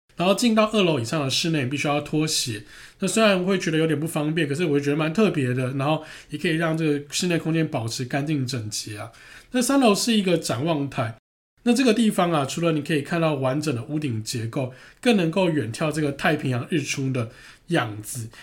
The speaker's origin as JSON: {"language": "Chinese", "country": "Taiwan", "accent": "Taiwanese Mandarin", "said": "我们是台湾人"}